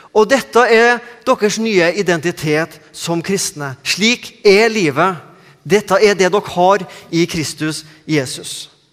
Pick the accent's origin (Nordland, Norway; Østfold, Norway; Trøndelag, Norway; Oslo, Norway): Trøndelag, Norway; accent: Trøndersk; moved away as an adult; now in Sandnes, Norway